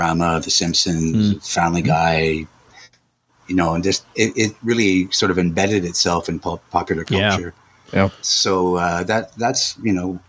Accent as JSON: {"language": "English", "town": "Montreal", "region": "Quebec", "country": "Canada", "tie": "born or raised there", "said": "we grew up in Montreal"}